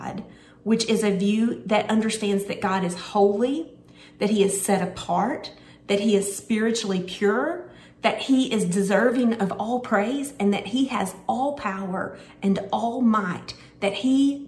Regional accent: Searcy, Arkansas, United States; I was born in Searcy, Arkansas

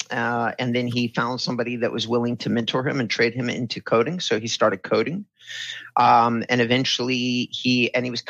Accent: California, United States; So I was raised in Southern California. We bounced around a lot. I was born in Hoag Hospital in Orange County

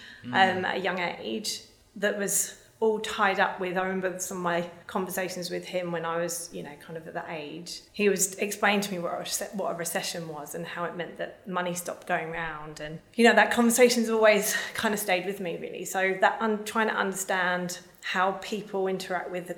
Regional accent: London, United Kingdom; I grew up in the UK. I was born in South London in 1981

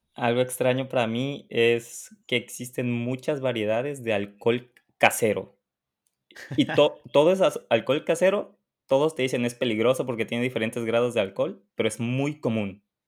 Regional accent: Mexico City, Mexico; moved away as an adult; now in Poland; de Ciudad de México, México

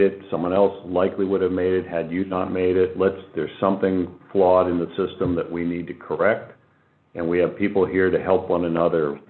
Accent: Boardman, Ohio, United States; moved away as an adult; I grew up in the Valley. I went to Boardman High School a long time ago, uh, left the area and returned about five years ago

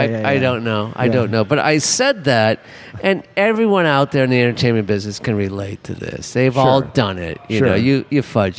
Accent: Los Angeles, California, United States; I'm from LA. I grew up in the Hollywood.

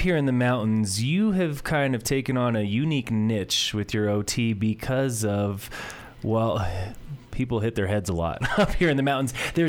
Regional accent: Summit County, Colorado, United States; my hometown of Summit County, Colorado, Ski Country, USA.

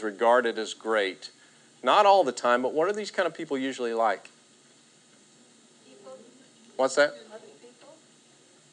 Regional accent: Texas, United States; now in Oklahoma, United States; we're from Texas and now we're living in Oklahoma

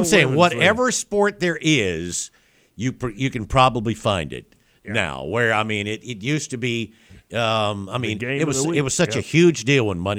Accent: South Alabama, United States; growing up in South Alabama

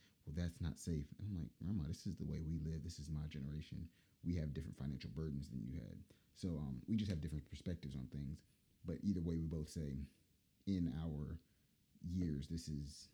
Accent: Durham, North Carolina, United States; Durham, North Carolina, hometown.

